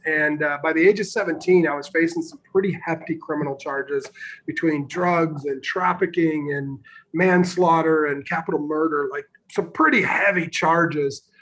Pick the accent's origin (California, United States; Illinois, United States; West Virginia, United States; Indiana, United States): Illinois, United States; Northern; I grew up in Northern Illinois